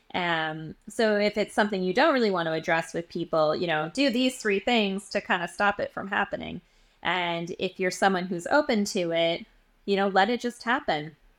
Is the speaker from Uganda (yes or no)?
no; Edmonton, Alberta, Canada; moved away as an adult; now in New York, United States; So I'm from Edmonton, Alberta. I was born and raised, um, in Western Canada.